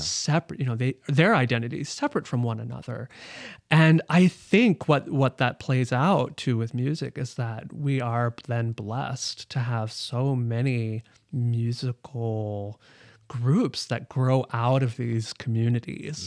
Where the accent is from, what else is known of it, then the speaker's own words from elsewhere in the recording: Omaha, Nebraska, United States; moved away as an adult; growing up in Omaha, Nebraska